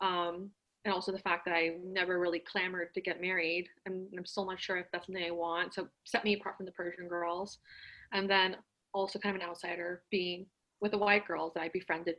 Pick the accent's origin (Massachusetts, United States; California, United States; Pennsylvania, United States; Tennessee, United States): California, United States; Los Angeles; I'm Iranian. I was born in Encino, so I'm a Valley girl as well.